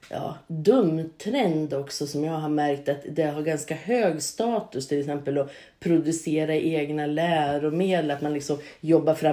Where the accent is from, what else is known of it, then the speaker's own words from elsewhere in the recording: Örkelljunga, Skåne, Sweden; och jag är revisorsassistent från från Örkelljunga.